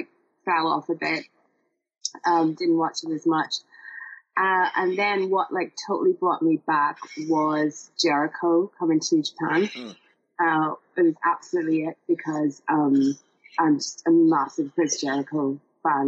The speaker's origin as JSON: {"language": "English", "country": "Ireland", "said": "being an Irish person that supports all other Irish people"}